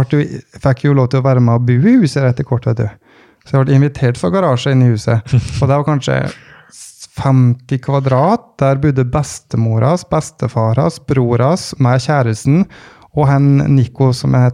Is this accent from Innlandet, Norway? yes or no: yes; Vågå, Innlandet, Norway; nå kom jeg fra Vågå, eh, og, og altså som 14-åring så hadde jo da 14-15-åring hadde ansvaret for 15-16 crossykler.